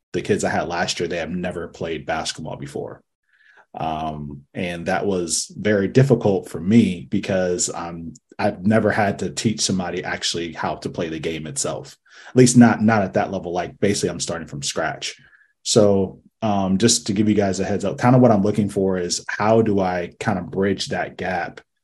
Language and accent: English; Akron, Ohio, United States; I'm from Akron, Ohio